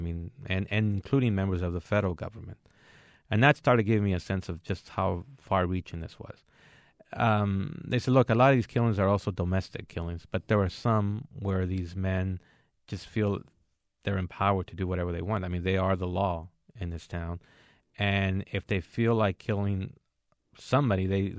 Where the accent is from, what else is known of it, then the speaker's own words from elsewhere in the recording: Mexico; born there; I was born in Mexico, but I'm a U.S. citizen. I'm an American.